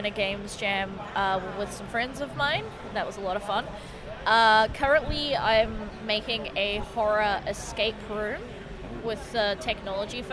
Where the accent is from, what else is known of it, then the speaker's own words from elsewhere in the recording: Melbourne, Victoria, Australia; I'm from Melbourne